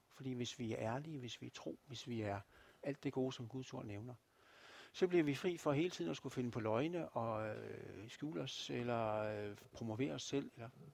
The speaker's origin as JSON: {"language": "Danish", "country": "Denmark", "said": "som danskere"}